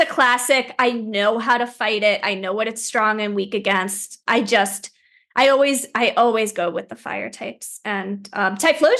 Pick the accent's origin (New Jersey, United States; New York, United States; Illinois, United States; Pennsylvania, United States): New Jersey, United States; Plainsboro; also born or lived in Princeton, New Jersey; I grew up in Plainsboro.